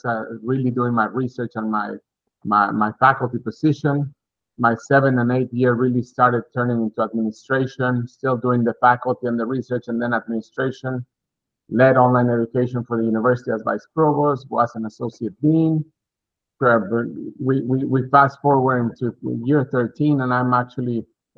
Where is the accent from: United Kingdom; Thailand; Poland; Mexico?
Mexico; moved away as an adult; also born or lived in Texas, United States; now in Massachusetts, United States; originally from Mexico, I grew up in Mexico, started my bachelor's degree there, finished my bachelor's degree in economics at Monterey Tech, Mexico